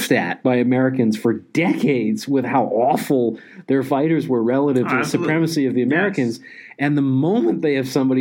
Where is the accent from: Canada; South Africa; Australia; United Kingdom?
Canada; now in United States; as a Canadian